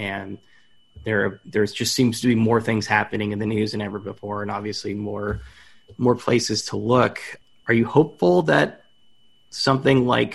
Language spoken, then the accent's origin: English; Fremont, California, United States; I'm from Fremont